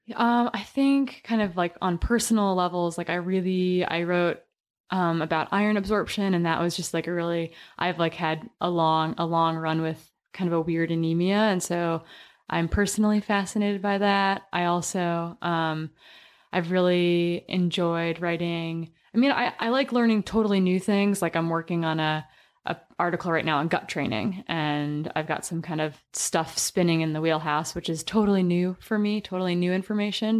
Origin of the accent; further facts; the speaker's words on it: Wisconsin, United States; I grew up in the Midwest and we were kind of required to do three sports growing up, but kept us out of trouble in Wisconsin in the small town